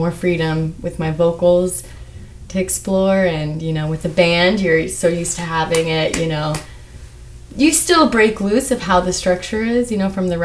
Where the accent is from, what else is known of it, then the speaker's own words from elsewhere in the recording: Independence, Missouri, United States; now in New York, United States; I grew up in Independence, Missouri.